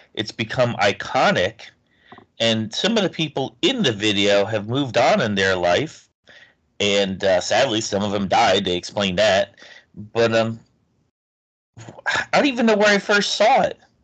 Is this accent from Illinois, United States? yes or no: no; New Haven, Connecticut, United States; We grew up in just outside New Haven, Connecticut